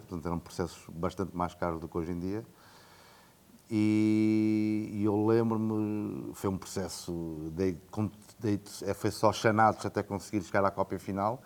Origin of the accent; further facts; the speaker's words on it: Coimbra, Centro, Portugal; moved away as an adult; also born or lived in France / Brazil / Asia; Eu cresci em Coimbra, Sou de Coimbra, nascido